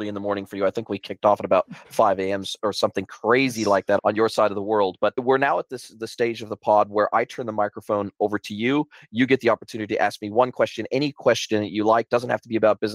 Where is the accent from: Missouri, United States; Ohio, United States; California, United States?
California, United States; Southern; now in New Zealand; I'm originally from Southern California, born and raised in Southern California, been in New Zealand for the last 25 years.